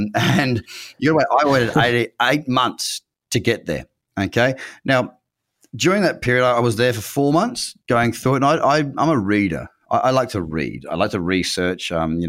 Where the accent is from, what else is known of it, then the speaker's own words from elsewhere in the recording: Noosa Heads, Queensland, Australia; I'm from Noosa Heads. I had my first business at 6 years old, literally six, 3 weeks into grade one.